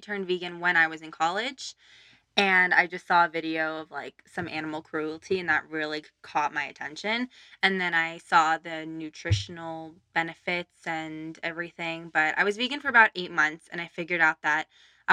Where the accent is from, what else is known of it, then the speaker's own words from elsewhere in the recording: Burbank, California, United States; I grew up in Burbank, yeah. Yes. 10 different apartment buildings, but still Burbank